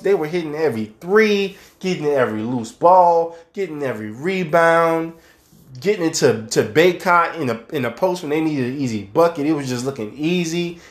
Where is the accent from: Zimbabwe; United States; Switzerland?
United States; New Orleans, Louisiana; my hometown of New Orleans